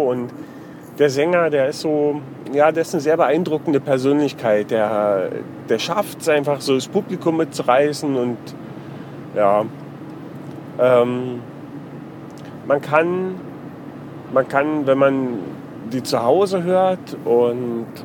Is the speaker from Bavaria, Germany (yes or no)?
yes; Freising, Bavaria, Germany; Und dann hat er mich gefragt, wo ich herkomme. Da sage ich, aus Freising.